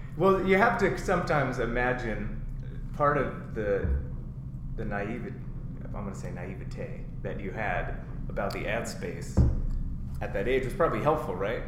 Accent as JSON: {"language": "English", "region": "East Coast", "country": "United States", "tie": "born or raised there", "moved": "yes", "said": "I grew up on the East Coast"}